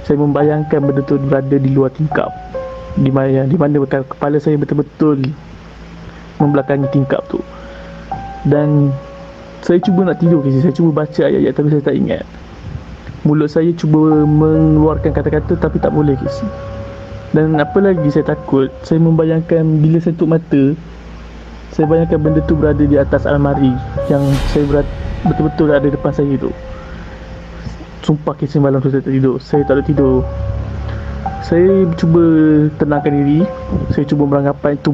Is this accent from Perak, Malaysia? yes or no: yes; Kuala Kangsar, Perak, Malaysia; Saya berasal pada Kuala Kangsar.